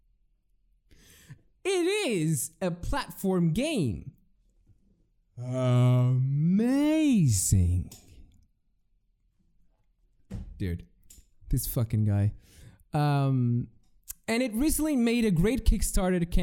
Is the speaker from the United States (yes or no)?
no; Portugal; I'm from Portugal